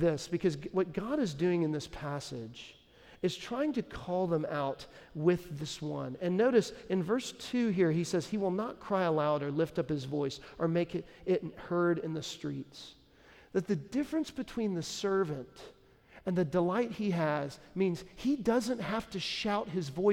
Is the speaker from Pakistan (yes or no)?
no; Dallas, Texas, United States; now in Nashville, United States; Dallas is my hometown